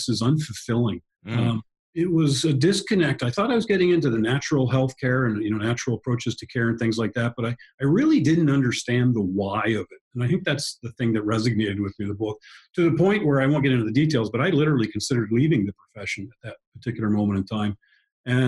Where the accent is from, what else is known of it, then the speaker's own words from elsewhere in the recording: Canada; moved away; I grew up in Canada, so hockey was kind of my game